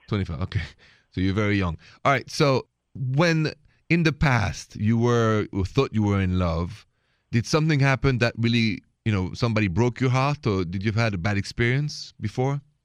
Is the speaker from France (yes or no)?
yes; France; accent: French; English is a second language; moved away; me with my French accent